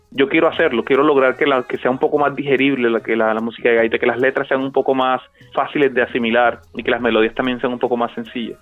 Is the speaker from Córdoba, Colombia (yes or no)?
yes; Montelíbano, Córdoba, Colombia; mi pueblo, de Montelíbano, de mi crianza, de, mi, de mis calles de infancia